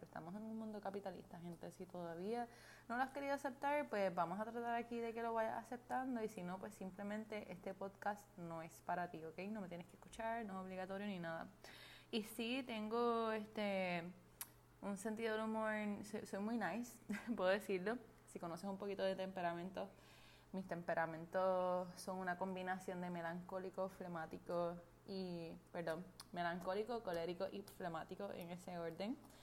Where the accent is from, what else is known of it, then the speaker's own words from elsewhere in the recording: Puerto Rico; soy puertorriqueña